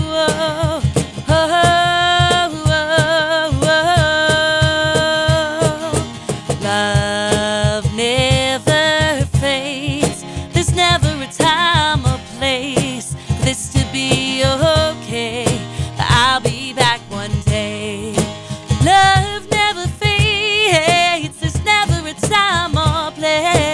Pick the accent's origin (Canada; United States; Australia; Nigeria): United States; Londonderry, New Hampshire; born or raised there